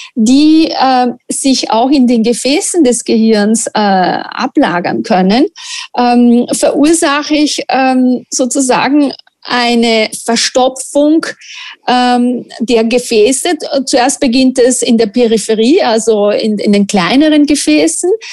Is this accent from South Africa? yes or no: no; Italy; German is a second language; moved away as an adult; also born or lived in Linz, Austria; now in Austria; ich bin Italienerin und in Italien wird nicht so viel gebacken wie in Österreich